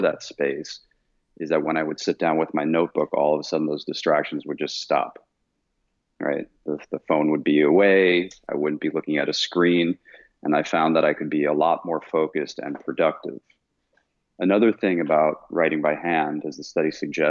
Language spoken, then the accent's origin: English; Vienna, Austria; moved away as an adult; I was born and raised in Vienna, Austria. So I left Austria when I was 18 to go study